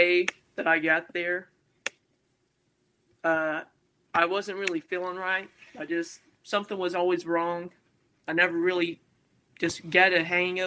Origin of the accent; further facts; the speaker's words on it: Amarillo, Texas, United States; also born or lived in Houston, Texas; I'm from Amarillo, Texas. It's just where I was born